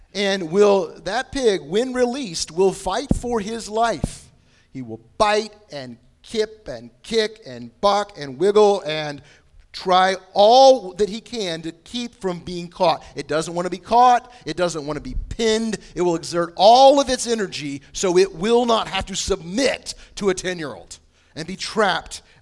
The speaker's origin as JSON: {"language": "English", "town": "Bushnell", "region": "Illinois", "country": "United States", "tie": "born or raised there", "moved": "yes", "lives_now": "Indianapolis, United States", "said": "we have what's called Fall Festival Days in the little town of Bushnell, Illinois"}